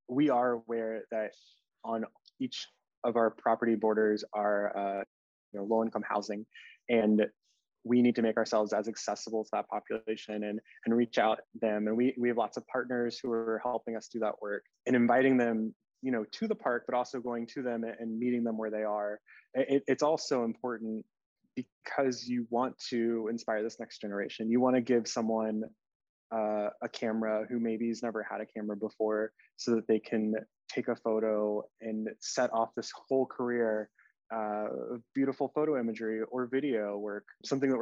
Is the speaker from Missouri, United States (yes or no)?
no; Richmond, Virginia, United States; also born or lived in Charlottesville, Virginia; I was born and raised in Richmond, Virginia